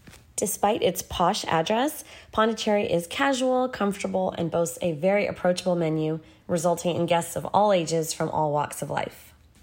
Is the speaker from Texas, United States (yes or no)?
yes; Houston, Texas, United States; English is a second language; also born or lived in Mumbai, India; As you might know, I'm Indian. I was born in Mumbai and moved here to Houston when I was 3 years old. Moving to America was quite the culture shock for me and my parents, as you can probably imagine. I couldn't speak any English when I got here